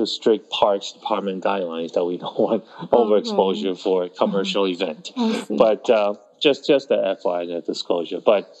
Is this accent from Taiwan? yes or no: yes; Taiwan; born there; Yeah, I was born in Taiwan.